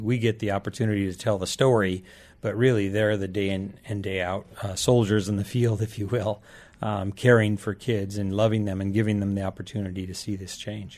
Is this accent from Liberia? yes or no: yes; Liberia; now in United States; I was raised in Liberia, West Africa